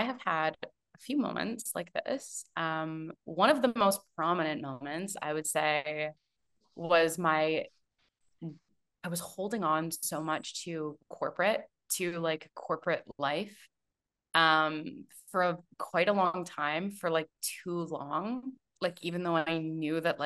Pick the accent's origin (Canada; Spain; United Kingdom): Canada; moved away as an adult; also born or lived in Toronto, Canada / Vancouver, Canada / Vancouver Island, Canada; now in Tulum, Mexico; I'm a Canadian